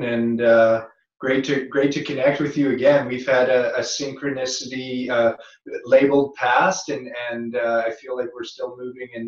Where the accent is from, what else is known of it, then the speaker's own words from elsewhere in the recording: North Vancouver, British Columbia, Canada; moved away; also born or lived in California; Being a Canadian kid and growing up on the North Shore of Vancouver